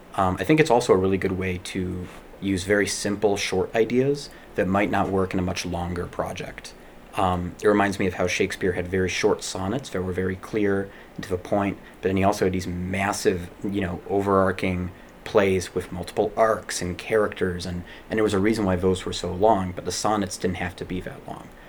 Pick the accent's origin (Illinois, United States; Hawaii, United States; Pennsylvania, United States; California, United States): Illinois, United States; Chicago; I grew up in Chicago and went to school in Chicago